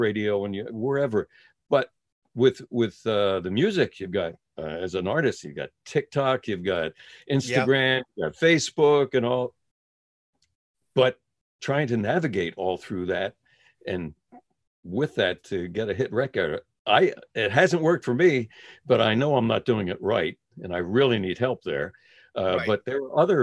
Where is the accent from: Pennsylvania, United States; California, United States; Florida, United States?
Pennsylvania, United States; Philadelphia; I'm a Philadelphia boy, born and raised in South Philly